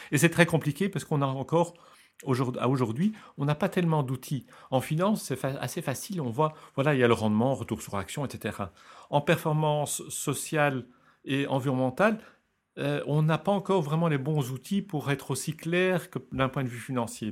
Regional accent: Belgium; je suis belge

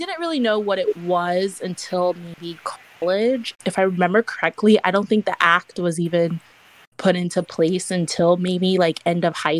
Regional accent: Florida, United States; I live in Florida. I mean, I grew up in Florida.

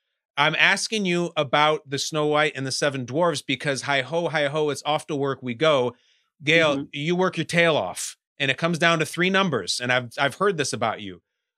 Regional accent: Westchester, New York, United States; I come from Westchester. So I have a fair amount of time.

